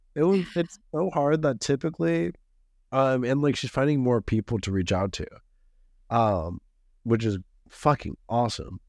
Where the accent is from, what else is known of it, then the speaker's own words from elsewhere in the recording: Los Angeles, California, United States; me being Californian, L A, Californian